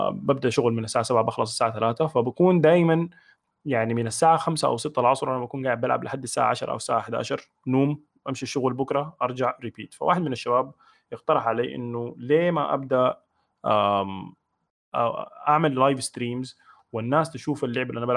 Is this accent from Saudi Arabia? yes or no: no; Tuti Island, Khartoum, Sudan; also born or lived in United Arab Emirates; now in Abu Dhabi, United Arab Emirates; عمري 30 سنه مواليد 1990 آه، سوداني من جزيره توتي من مواليد دوله الامارات واسكن حاليا في ابو ظبي